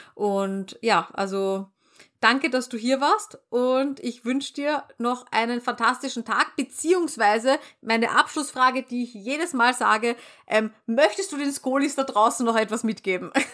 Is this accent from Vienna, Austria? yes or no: yes; Vienna, Austria; wir bei uns in Wien